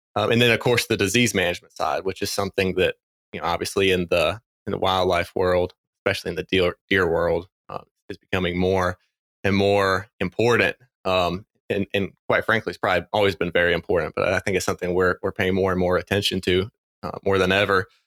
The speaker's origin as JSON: {"language": "English", "region": "North Carolina", "country": "United States", "tie": "born or raised there", "also_born_or_lived": "Mississippi / Indiana", "moved": "as an adult", "said": "growing up in North Carolina"}